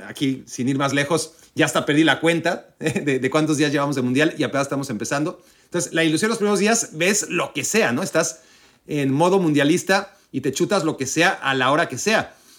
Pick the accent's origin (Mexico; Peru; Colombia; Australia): Mexico; como mexicano